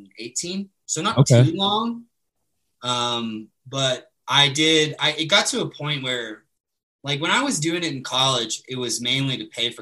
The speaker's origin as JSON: {"language": "English", "area": "San Antonio, Texas, Birmingham, Alabama", "region": "the South", "country": "United States", "tie": "born or raised there", "said": "I'm a Southern man. Like I grew up in the South."}